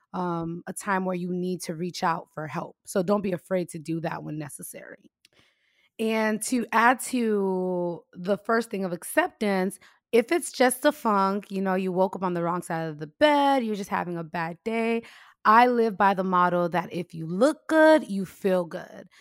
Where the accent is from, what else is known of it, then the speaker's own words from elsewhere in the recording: United States; the U S, we're all about freedoms and liberties